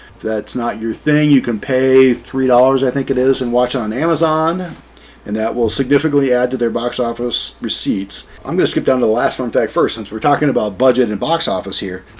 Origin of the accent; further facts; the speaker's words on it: central Ohio, United States; I'm from Ohio